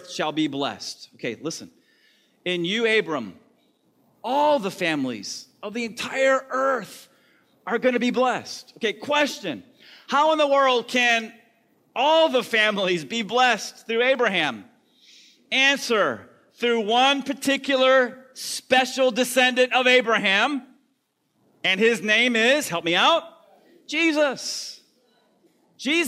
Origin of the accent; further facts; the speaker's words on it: the South, United States; I'm from the South